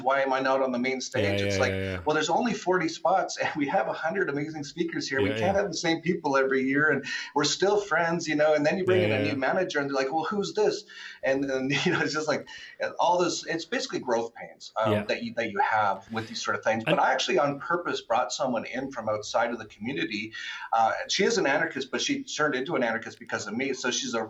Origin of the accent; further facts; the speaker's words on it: Vancouver, British Columbia, Canada; moved away; also born or lived in Acapulco; In Canada, and I'm from Vancouver. I grew up and I used to go to the clubs when I was like 20 years old in Vancouver.